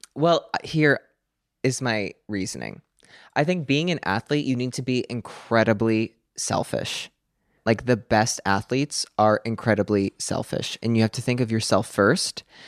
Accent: Pennsylvania, United States; I'm nine and from Pennsylvania

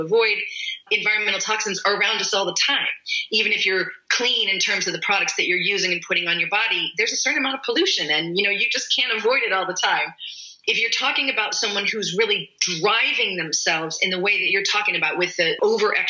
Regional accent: United States; I'm American.

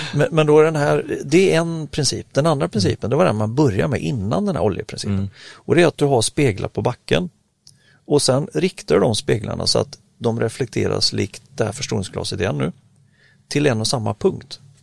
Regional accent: Sweden; som svensk

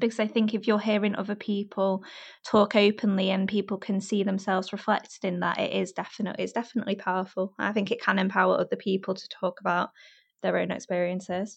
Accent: Warrington, North West England, United Kingdom; now in London, United Kingdom; I'm from a place between Manchester and Liverpool, up north

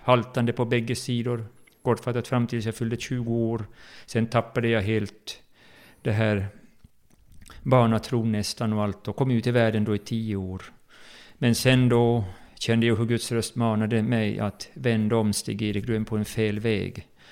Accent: Jakobstad, Ostrobothnia, Finland; moved away as an adult; also born or lived in Bromma, Stockholm, Sweden; now in Stockholm, Sweden; jag var uppväxt i Pingkyrkan i Jakobstad

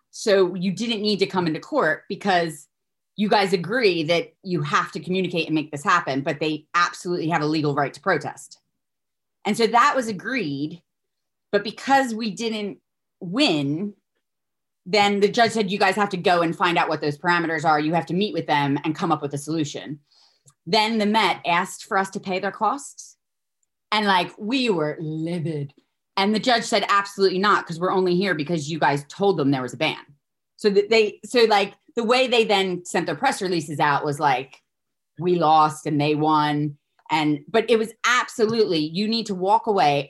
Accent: Philadelphia, Pennsylvania, United States; moved away as an adult; now in United Kingdom; I'm a girl from Philly. I've been here twenty years

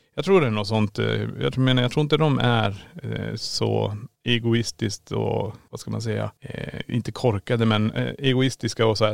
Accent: Kiruna, Norrbotten County, Sweden; now in Borås, Sweden; Vi är född och uppvuxen i Kiruna men vi bor i Borås.

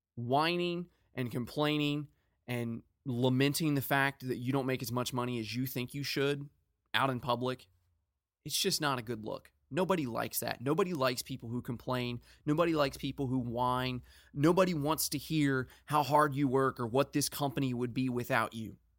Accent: United States; I'm an American

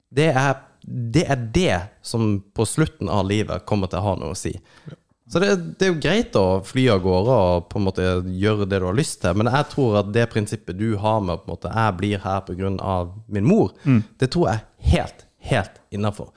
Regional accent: Kristiansand, Agder, Norway; moved away; also born or lived in Oslo; Jeg kommer fra Kristiansand.

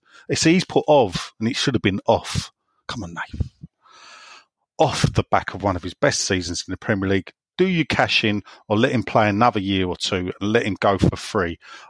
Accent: London, United Kingdom; accent: West Ham; Well, that is my accent.

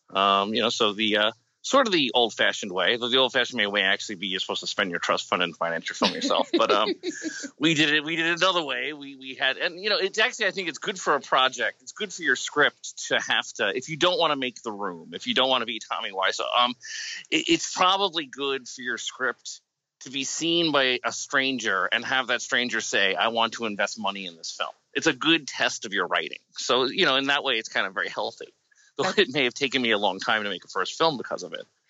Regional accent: United States; I'm from America

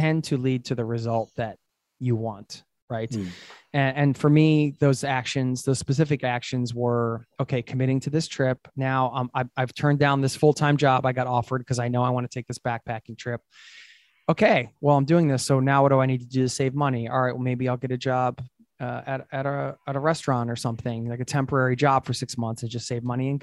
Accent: United States; moved away as an adult; now in Oslo, Norway; road tripping around the USA, my home country

